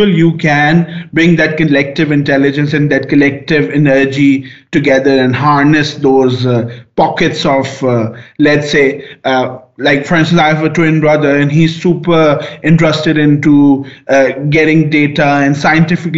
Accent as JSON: {"language": "English", "country": "Pakistan", "said": "I'm coming from Pakistan"}